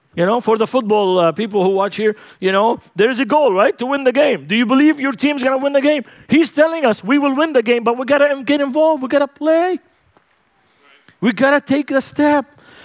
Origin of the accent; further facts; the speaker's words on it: Lebanon; Man, it's so cold. And I'm from Lebanon. I've never seen so much ice in my life.